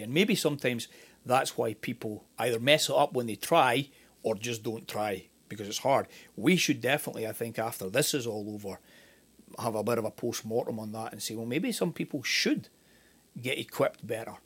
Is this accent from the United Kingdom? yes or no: yes; Scotland, United Kingdom; moved away as an adult; also born or lived in Northern Ireland; now in United States; I'm Scottish